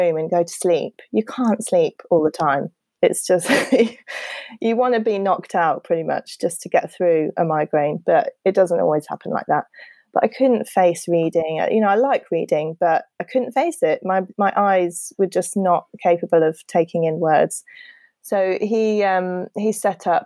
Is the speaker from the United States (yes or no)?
no; United Kingdom; we're very British